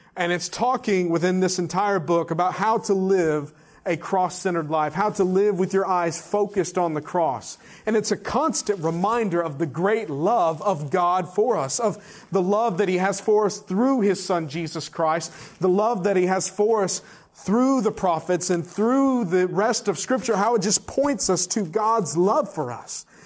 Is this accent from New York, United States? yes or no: no; Texas, United States; now in Fayetteville, United States; my home state of Texas and then my current state of Arkansas